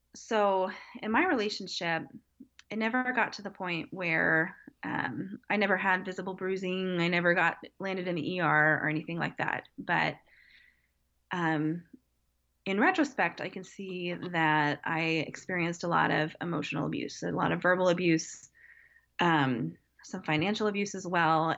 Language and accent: English; Wichita, Kansas, United States; also born or lived in Evansville, Indiana / San Diego, California; now in Kansas City, United States; I knew I wanted to come back to my hometown, which is Wichita, Kansas area.